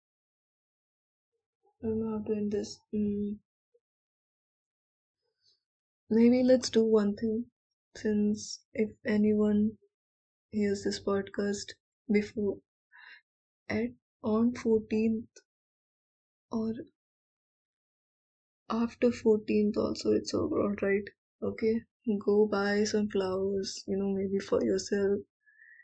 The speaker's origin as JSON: {"language": "English", "country": "India", "said": "I'm Indian"}